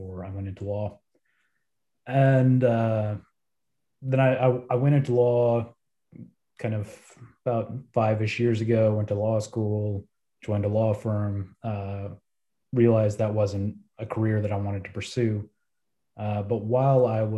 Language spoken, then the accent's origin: English; Texas, United States; moved away as an adult; also born or lived in Brazil / Mexico; that was the path that I went down growing up in Texas